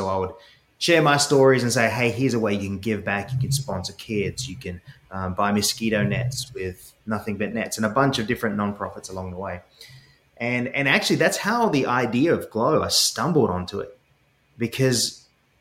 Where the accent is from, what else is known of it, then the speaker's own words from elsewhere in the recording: Sydney, New South Wales, Australia; accent: Aussie; now in United States; I grew up in Sydney, Australia